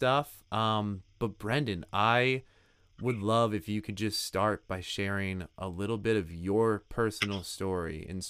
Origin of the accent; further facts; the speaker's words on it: Gorham, Maine, United States; I grew up with him in Gorham, Maine